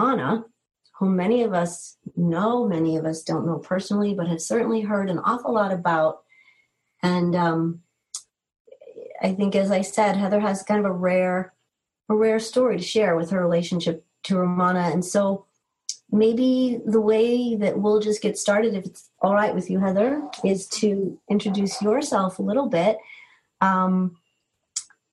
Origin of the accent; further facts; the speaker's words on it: East Coast, United States; also born or lived in New England; now in Boulder, United States; I'm also from the East Coast, and oftentimes get homesick for hearing people speak with a certain accent